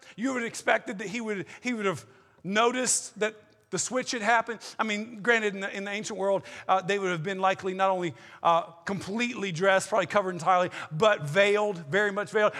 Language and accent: English; the South, United States; I'm from the South